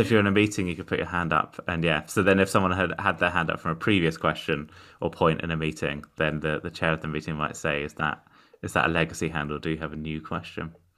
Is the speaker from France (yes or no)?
no; United Kingdom; I'm an autistic comedian from the U K.